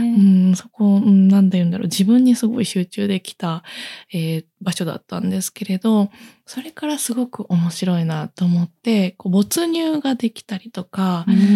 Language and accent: Japanese; Kansai, Japan; accent: Kansai dialect; みんなあの関西の出身なので関西弁であの定例のミーティングをしたりとか